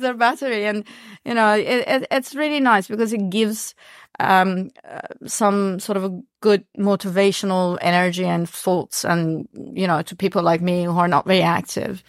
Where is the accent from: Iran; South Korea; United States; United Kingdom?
Iran; English is a second language; now in New Zealand; I was born in Iran